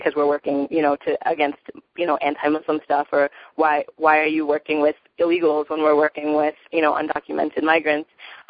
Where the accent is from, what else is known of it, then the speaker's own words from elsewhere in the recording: Atlanta, Georgia, United States; My family is Afro-Caribbean, comes from Guyana and from Puerto Rico. And I grew up in Atlanta